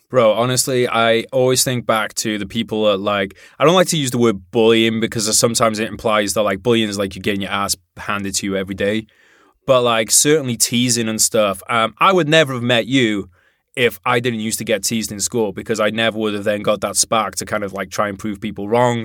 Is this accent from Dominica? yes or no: no; Wales, United Kingdom; in Wales